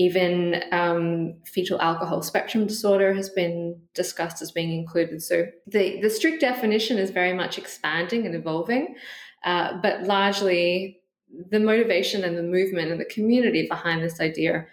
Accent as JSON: {"language": "English", "country": "Australia", "also_born_or_lived": "Western Australia / Canada", "moved": "as an adult", "lives_now": "Glasgow, United Kingdom", "said": "I'm originally from Australia"}